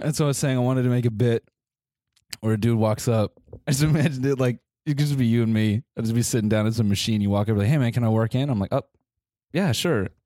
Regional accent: United States; being American

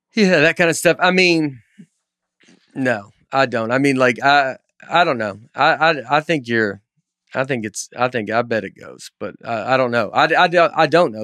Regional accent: Old Hickory, Tennessee, United States; I'm just from Old Hickory. I'm just, like, from here

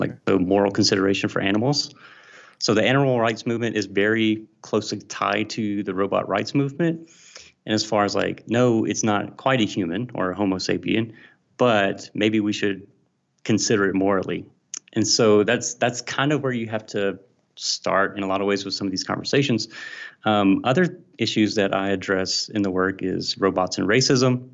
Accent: Mississippi, United States; I'm from Mississippi, and I'm a Southern boy, uh, grew up here

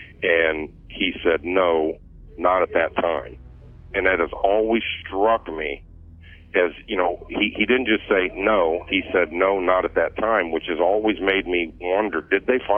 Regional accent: Bloomington, Illinois, United States; I'm from Bloomington

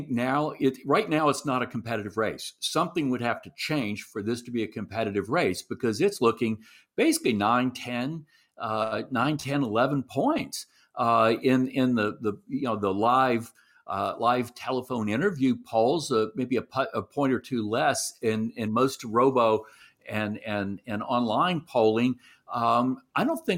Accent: Shreveport, Louisiana, United States; my hometown, which, you know, in the northwest corner of the state

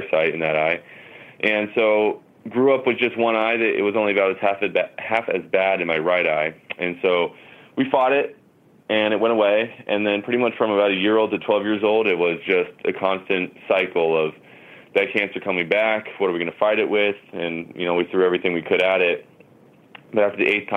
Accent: Huntington Beach, California, United States; I was born in Huntington Beach, California, and I was raised here, been here ever since

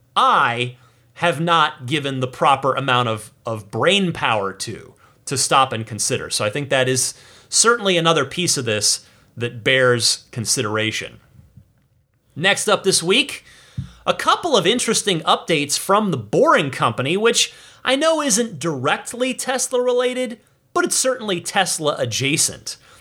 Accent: New Jersey, United States; Brick Township in my home state of New Jersey

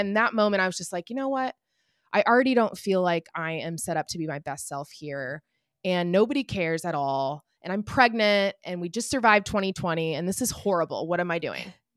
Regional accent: Indianapolis, Indiana, United States; I'm from Indianapolis, so the Indy Mini

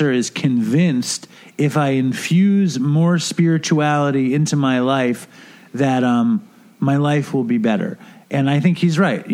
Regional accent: New York, United States; I'm from New York

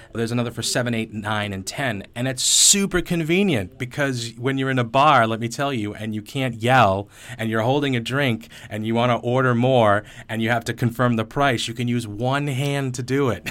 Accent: New England, United States; moved away as an adult; also born or lived in Beijing, China; now in Bali, Indonesia; I grew up in New England

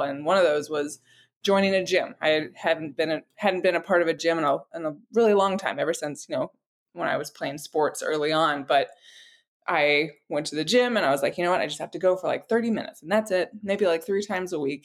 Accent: Florida, United States; I I grew up in Florida, and it's hard to not be around a lake

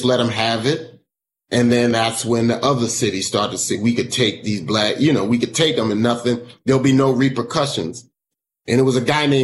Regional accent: New York, United States; now in Miami, United States; when I moved down here, because I'm from New York

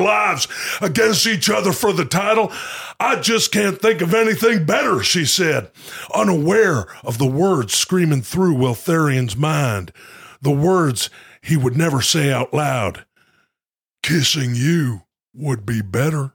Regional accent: Ladner, British Columbia, Canada; my hometown is called Ladner

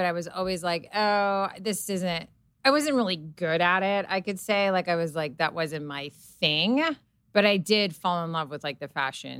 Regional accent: Serbia; English is a second language; so I grew up in Serbia around grandmothers and my mom that were constantly like knitting, sewing, like crocheting.

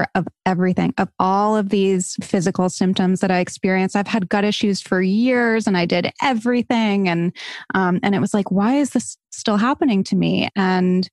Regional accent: Barrington, Rhode Island, United States; I'm from Barrington. I went to Moses Brown High School.

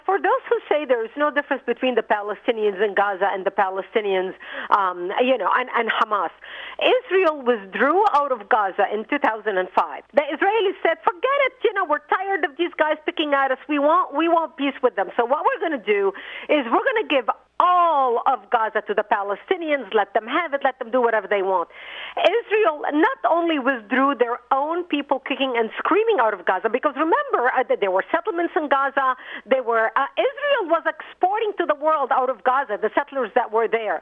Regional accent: Lebanon; moved away; I was born in Lebanon

